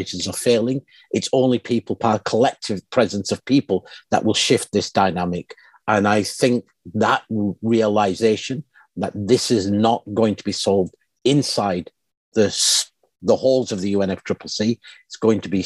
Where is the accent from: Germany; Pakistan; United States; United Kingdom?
Pakistan; my home country of Pakistan